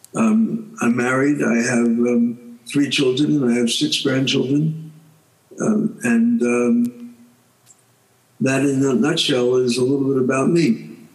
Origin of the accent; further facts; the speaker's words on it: New York, United States; was born in New York and I grew up in New York. Uh, so I've been a New Yorker just about all my life